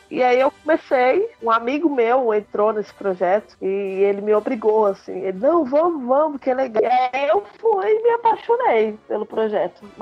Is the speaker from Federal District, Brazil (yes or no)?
yes; Brasília, Federal District, Brazil; É, eu sou brasiliense.